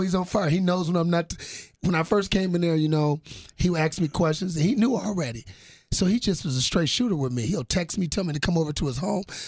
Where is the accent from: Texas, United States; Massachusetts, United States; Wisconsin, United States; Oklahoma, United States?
Wisconsin, United States; Milwaukee; I'm from Milwaukee